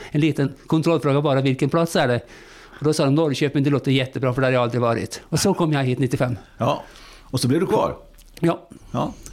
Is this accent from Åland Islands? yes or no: no; Norway; Swedish is a second language; also born or lived in Spain / Russia / Turkey / Greece; now in Sweden; Jag kom till Sverige via många år utomlands. Jag har bott många år i Spanien, i Ryssland, i Turkiet, Grekland